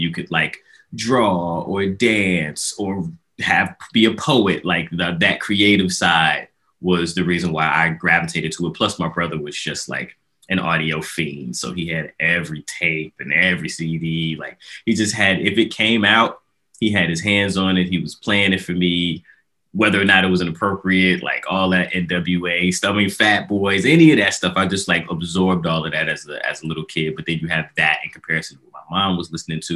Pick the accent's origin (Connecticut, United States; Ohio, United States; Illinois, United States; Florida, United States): Illinois, United States; Chicago; I grew up in Chicago, South Side